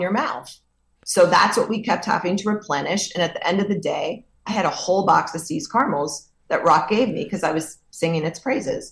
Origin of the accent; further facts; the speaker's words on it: New York, United States; I'm a New Yorker